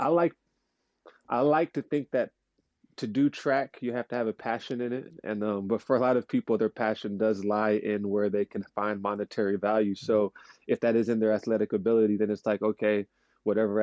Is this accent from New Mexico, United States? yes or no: no; California, United States; growing up in California where it really is a melting pot